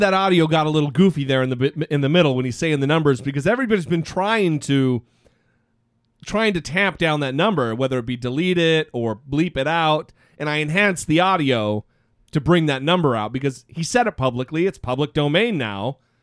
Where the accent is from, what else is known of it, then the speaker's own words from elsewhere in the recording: Idaho, United States; my home state of Idaho